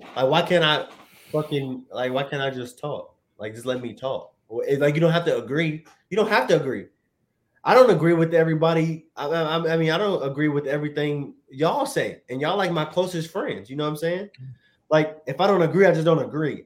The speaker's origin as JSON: {"language": "English", "region": "Virginia", "country": "United States", "tie": "born or raised there", "said": "I'm from Virginia"}